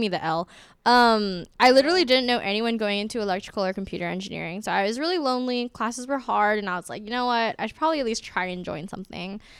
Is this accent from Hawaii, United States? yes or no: yes; Honolulu, Hawaii, United States; now in West Lafayette, United States; I'm from Honolulu, Hawaii